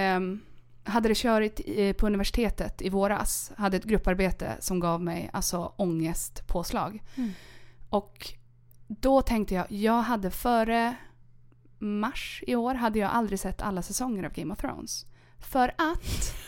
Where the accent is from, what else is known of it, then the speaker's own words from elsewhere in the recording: Sandviken, Gävleborg County, Sweden; also born or lived in Caracas, Venezuela / Germany / Norrbotten; Jag är från Sandviken.